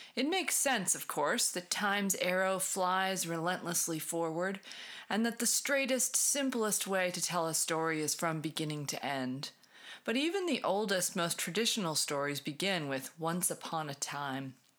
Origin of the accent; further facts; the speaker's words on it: New England, United States; moved away; I'm originally from New England.